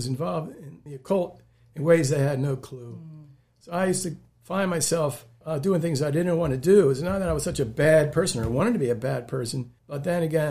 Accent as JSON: {"language": "English", "region": "Pennsylvania", "country": "United States", "also_born_or_lived": "Thailand", "accent": "Pennsylvania", "moved": "yes", "said": "We lived in Pennsylvania. You can tell by my accent"}